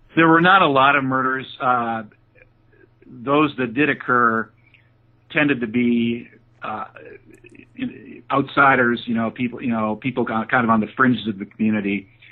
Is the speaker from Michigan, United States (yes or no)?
yes; Holland, Michigan, United States; moved away as an adult; also born or lived in Pennsylvania; I grew up in Holland, Michigan